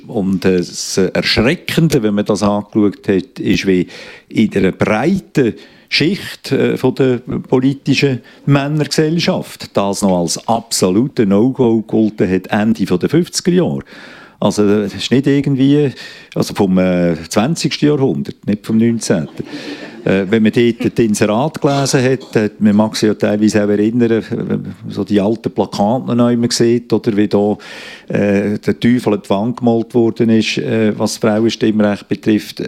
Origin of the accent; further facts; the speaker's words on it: Switzerland; bei uns in der Schweiz